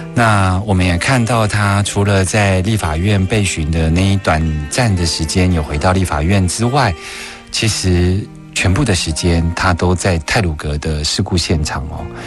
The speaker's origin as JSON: {"language": "Chinese", "region": "Taichung", "country": "Taiwan", "said": "我们台中人"}